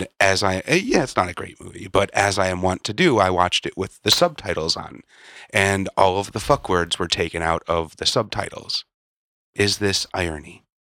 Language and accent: English; Illinois, United States; born or raised there